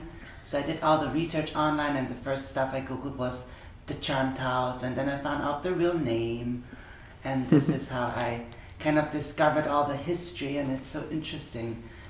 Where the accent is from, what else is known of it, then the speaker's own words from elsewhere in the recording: Austria; I'm from Austria